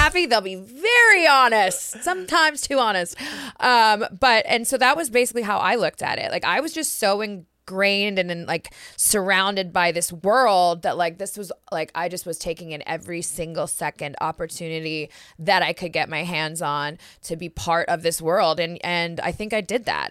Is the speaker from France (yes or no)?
no; Canada; moved away as an adult; also born or lived in Mexico City, Mexico; being Canadian